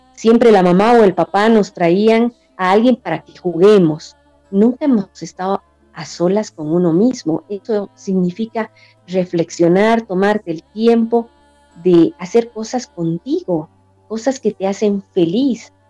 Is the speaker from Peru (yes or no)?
no; Bolivia; mi país, en Bolivia